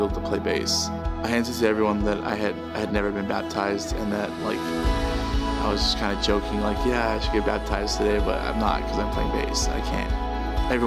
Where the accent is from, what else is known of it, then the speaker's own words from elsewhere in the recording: Milwaukee, Wisconsin, United States; also born or lived in California; When I was about 6 years old, my parents uprooted us and moved us to Milwaukee, Wisconsin, where they became pastors.